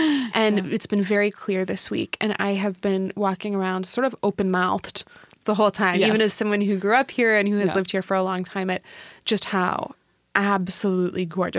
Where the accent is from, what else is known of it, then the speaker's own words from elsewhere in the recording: Washington, United States; because I'm from Washington. I'm from like 45 minutes away.